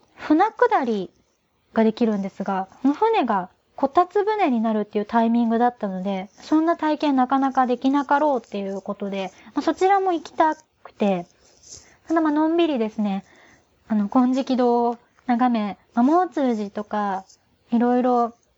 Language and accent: Japanese; Kagoshima, Japan; moved away as an adult; now in Tokyo, Japan; 中高大学の10年間、鹿児島に住んでた